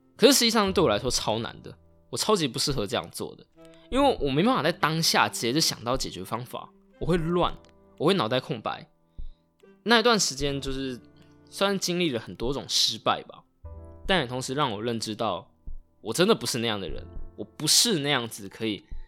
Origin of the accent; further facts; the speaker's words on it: Taitung, Taitung County, Taiwan; 老家，在台东是一个三代同堂的大家庭